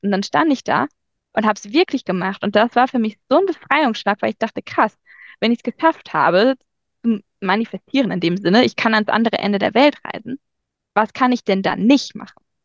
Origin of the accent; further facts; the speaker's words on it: Germany; bei uns in Deutschland